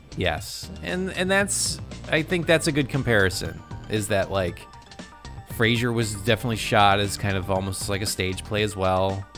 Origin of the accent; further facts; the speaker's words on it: United States; as an American